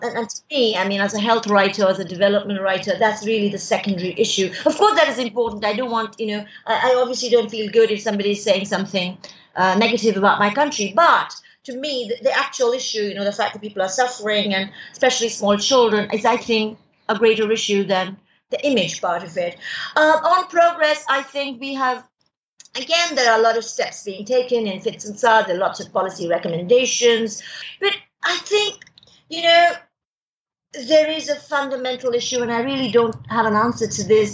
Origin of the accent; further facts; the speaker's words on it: India; also born or lived in United Kingdom / France; I choose to remain in India